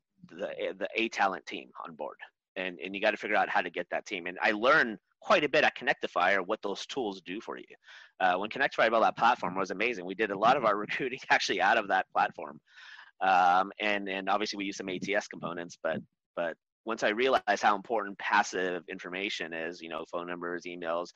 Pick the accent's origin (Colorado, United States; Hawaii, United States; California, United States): California, United States; Orange County; I was born here in Southern California, but I was raised in Orange County